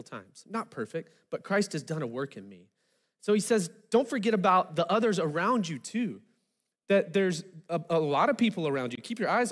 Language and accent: English; Arkansas, United States; I'm from Arkansas, so I'm used to things being a little low-key